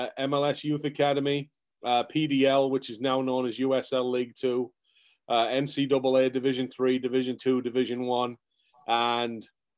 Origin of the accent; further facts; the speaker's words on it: England, United Kingdom; moved away as an adult; now in United States; But I come from England originally. I did a sports science degree, sports psychology master's in England, and wanted to pursue the coaching field.